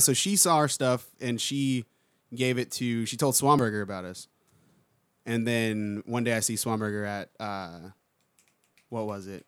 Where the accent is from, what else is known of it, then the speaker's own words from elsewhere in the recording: Palm Beach Gardens, Florida, United States; moved away as an adult; also born or lived in San Francisco; now in Orlando, United States; South Florida, like West Palm, Palm Beach